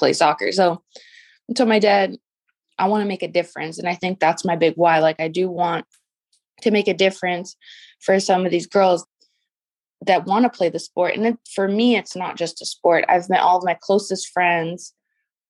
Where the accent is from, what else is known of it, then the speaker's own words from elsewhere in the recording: United States; moved away as an adult; now in Peru; I'm a firstborn American citizen. And growing up, it's very common here in the U.S. for little kids to play soccer